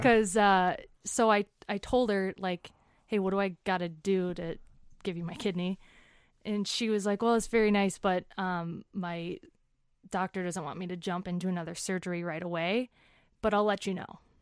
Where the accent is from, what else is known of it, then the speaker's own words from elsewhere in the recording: Woodbury, Minnesota, United States; moved away as an adult; also born or lived in Denver, Colorado / Englewood, Colorado; I grew up in Woodbury, Minnesota